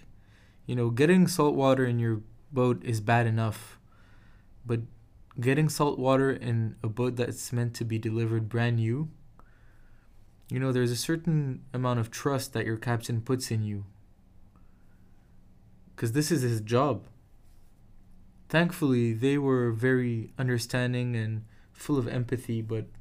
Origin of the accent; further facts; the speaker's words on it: Casablanca, Casablanca-Settat, Morocco; moved away; my hometown of Casablanca and family